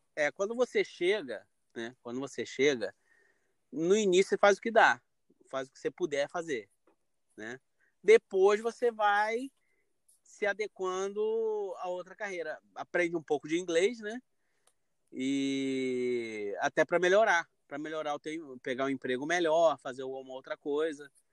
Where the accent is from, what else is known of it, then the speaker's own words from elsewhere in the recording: Rio de Janeiro, Brazil; moved away as an adult; now in Westchester, United States; sou carioca da gema, da capital Carioca mesmo